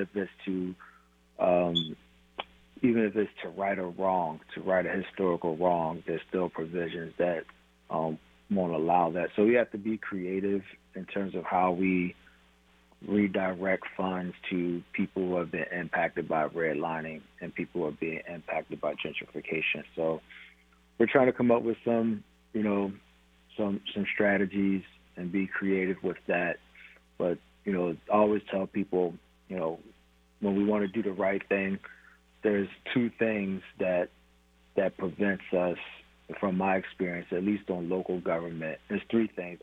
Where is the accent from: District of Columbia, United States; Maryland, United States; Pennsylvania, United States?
Pennsylvania, United States; Philadelphia; moved away as an adult; now in Tacoma, United States; I'm originally from Philadelphia, moved to the city of Tacoma um, when I was 25 years old